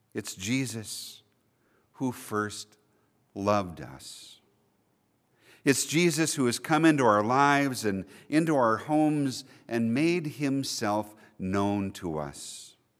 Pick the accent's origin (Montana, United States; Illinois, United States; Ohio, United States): Montana, United States; Billings; I was born and raised right here in Billings